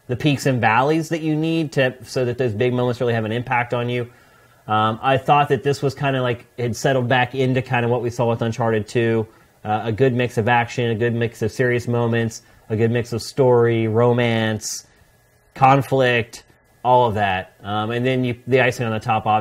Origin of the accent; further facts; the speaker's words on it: Philadelphia, Pennsylvania, United States; moved away as an adult; now in California, United States; I'm this kid from Philly